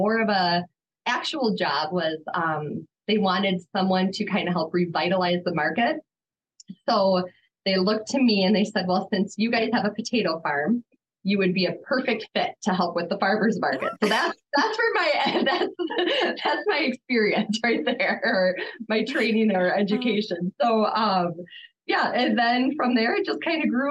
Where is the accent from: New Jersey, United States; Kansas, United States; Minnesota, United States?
Minnesota, United States; Elk River; also born or lived in Otsego; I grew up here in Elk River, actually lived in Otsego